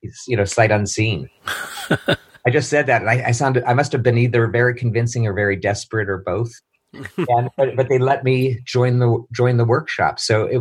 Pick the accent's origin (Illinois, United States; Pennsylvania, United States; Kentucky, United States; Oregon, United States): Pennsylvania, United States; Pittsburgh; moved away as an adult; also born or lived in Ohio; now in New York City, United States; I was in Pittsburgh, which is my hometown.